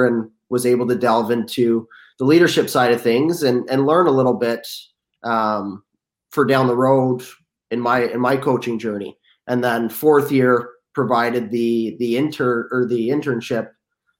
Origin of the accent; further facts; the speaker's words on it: St. Catharines, Ontario, Canada; I grew up in St. Catharines in the Niagara region here in Ontario